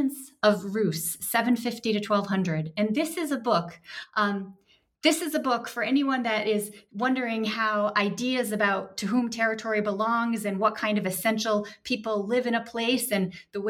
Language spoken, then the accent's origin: English; United States; as an American